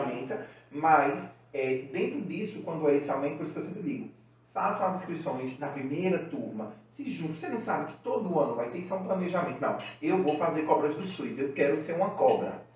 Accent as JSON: {"language": "Portuguese", "town": "Recife", "region": "Pernambuco", "country": "Brazil", "tie": "born or raised there", "said": "Recife, né, que é a cidade onde eu nasci, é o estado"}